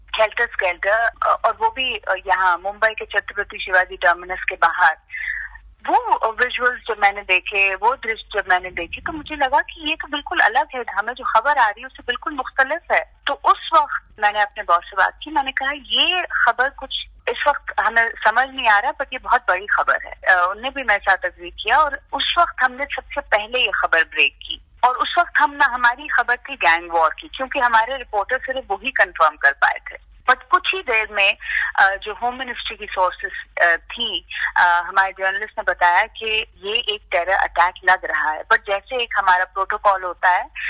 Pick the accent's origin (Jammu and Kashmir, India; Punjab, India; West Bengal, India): Jammu and Kashmir, India; now in Mumbai, India; मैं कश्मीर से हूँ I have lived in Kashmir through the violence through the years of terrorism